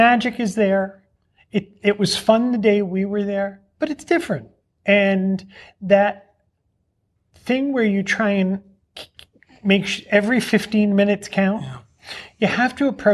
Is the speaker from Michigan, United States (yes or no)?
no; Albany, New York, United States; I'm from Albany.